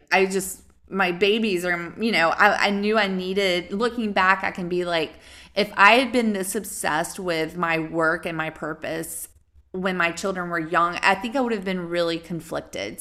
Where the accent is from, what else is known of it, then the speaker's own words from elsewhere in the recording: the South, United States; I'm from the South